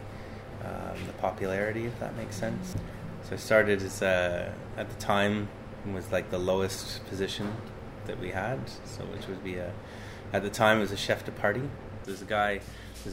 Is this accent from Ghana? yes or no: no; Canada; moved away as an adult; now in United Kingdom; I'm from Canada originally